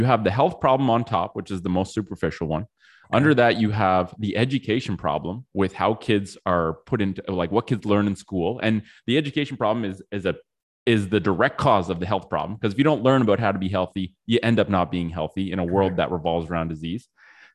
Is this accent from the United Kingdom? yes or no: no; Ottawa, Ontario, Canada; also born or lived in Australia; I grew up in Ottawa